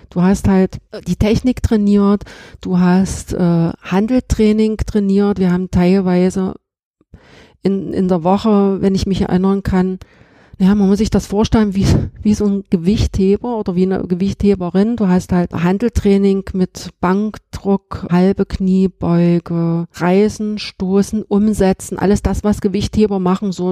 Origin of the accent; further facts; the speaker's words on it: Halle, Saxony-Anhalt, Germany; born or raised there